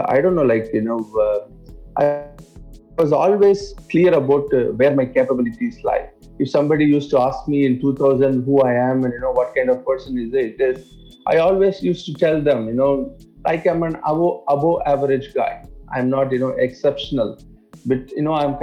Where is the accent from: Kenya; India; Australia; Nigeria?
India; English is a second language; now in Dubai, United Arab Emirates; I'm not from UAE. I'm actually, born and brought up in India. I grew in a small town, which is almost in the coast of India